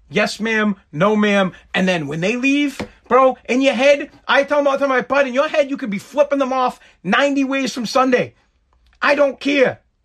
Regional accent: United States; I am just an American

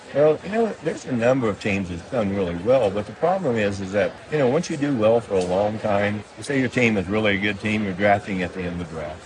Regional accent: West Virginia, United States; moved away; also born or lived in Los Angeles; I came from West Virginia

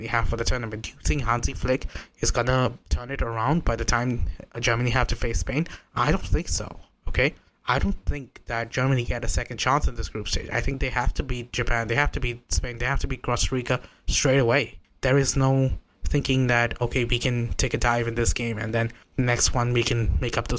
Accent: India; I'm not even from that hemisphere. I'm from India.

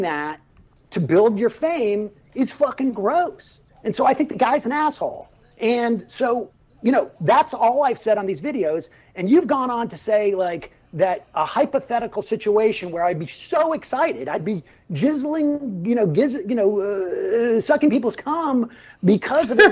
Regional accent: Worcester, Massachusetts, United States; grew up in, in, in Worcester, Massachusetts.

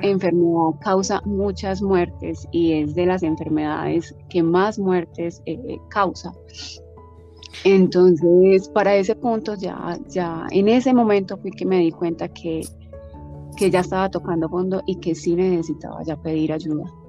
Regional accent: Medellín, Antioquia, Colombia; moved away as an adult; also born or lived in Hawaii; soy colombiana eh, de Medellín

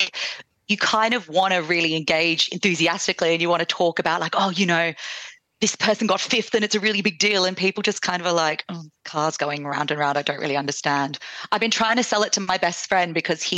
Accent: Perth, Western Australia, Australia; now in London, United Kingdom; I grew up in Perth, but I'm now based in London

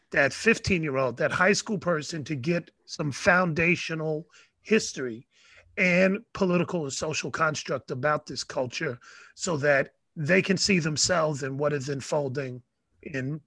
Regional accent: New York City, New York, United States; I grew up in the Bronx

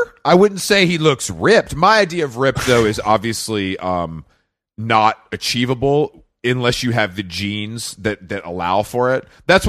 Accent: United Kingdom; As a British person, I'll allow you to call it a corset because that's your kind of nomenclature.

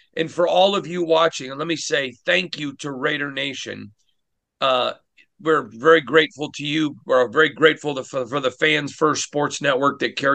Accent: Michigan, United States; growing up in Michigan

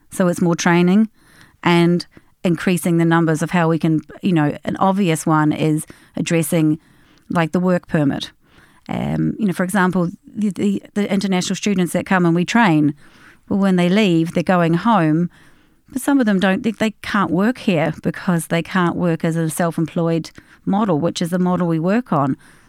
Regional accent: Australia; moved away as an adult; now in Ireland; We came from Australia. I came via the UK, got myself registered with the General Dental Council in London

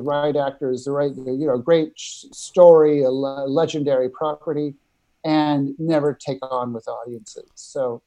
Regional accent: Nebraska, United States; moved away as an adult; now in New York, United States; I grew up in Nebraska and moved to New York after college.

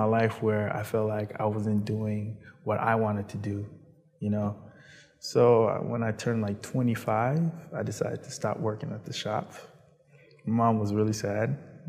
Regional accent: Baltimore, Maryland, United States; also born or lived in New York / Virginia; Well, I lived in, I was born in New York, sorry. And then I traveled after 4 to Baltimore. It was rough in New York and it was rough in Baltimore. Decided to move from Baltimore to Virginia, then Maryland, and then Virginia.

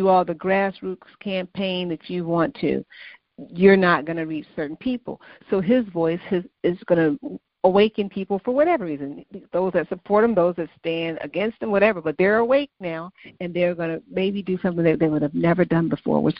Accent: Chicago, Illinois, United States; moved away; also born or lived in Massachusetts; growing up in the South Side of Chicago

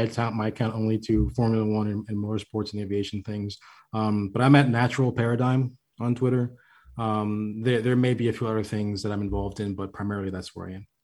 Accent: Florida, United States; moved away; I'm from Florida originally

